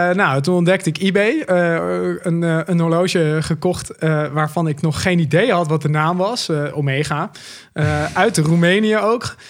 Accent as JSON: {"language": "Dutch", "region": "Drenthe", "country": "Netherlands", "moved": "yes", "lives_now": "Delft, Netherlands", "said": "Ik kom uit Drenthe oorspronkelijk"}